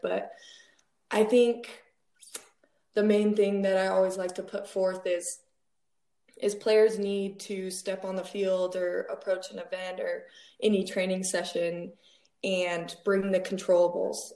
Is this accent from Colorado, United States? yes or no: yes; Wheat Ridge, Colorado, United States; I grew up in Wheat Ridge, Colorado